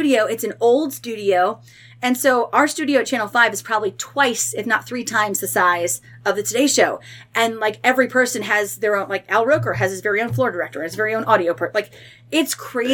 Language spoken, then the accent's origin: English; Mentor, Ohio, United States; moved away as an adult; also born or lived in Columbus, Mississippi / Dayton, Ohio; now in Cincinnati, United States; I growing up in Cleveland